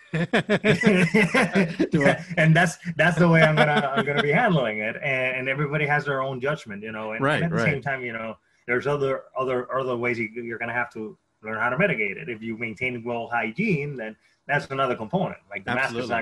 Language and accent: English; Caguas, Puerto Rico; moved away; I was born in Caguas, Puerto Rico